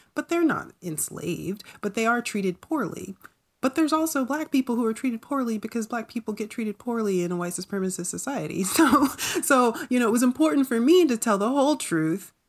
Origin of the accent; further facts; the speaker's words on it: North Carolina, United States; growing up in North Carolina